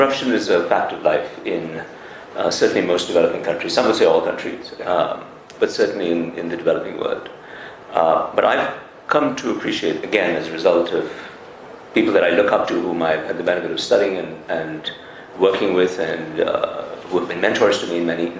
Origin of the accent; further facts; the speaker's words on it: India; I grew up in India